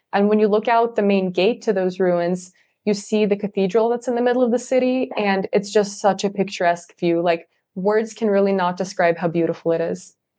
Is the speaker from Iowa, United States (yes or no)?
no; California, United States; moved away as an adult; now in Leiden, Netherlands; growing up in California in the U S